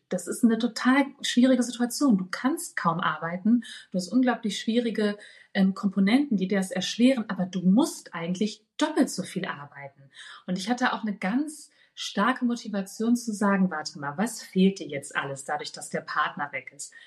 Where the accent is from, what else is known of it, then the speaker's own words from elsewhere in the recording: Ruhr area, North Rhine-Westphalia, Germany; moved away; also born or lived in Berlin; ich komme ja aus dem Ruhrgebiet gebürtig